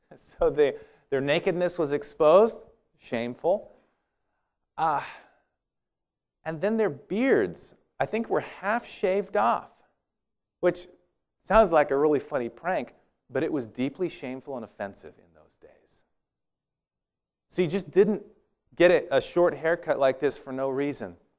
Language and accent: English; Walla Walla, Washington, United States; where I grew up in Walla Walla